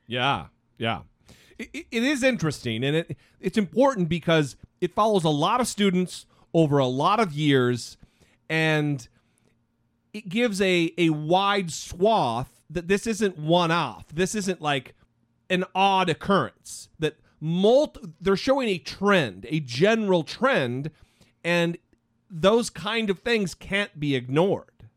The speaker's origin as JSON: {"language": "English", "region": "Idaho", "country": "United States", "moved": "yes", "lives_now": "Orange County, United States", "said": "back home in Idaho"}